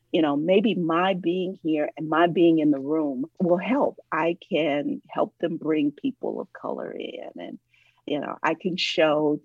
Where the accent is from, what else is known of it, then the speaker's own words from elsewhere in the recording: Ohio, United States; now in Atlanta, United States; I am originally from Ohio, but I've lived here for decades now